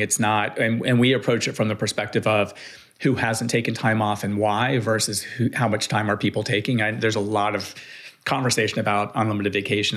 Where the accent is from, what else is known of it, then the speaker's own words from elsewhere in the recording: Miami, Florida, United States; I grew up in Miami, Florida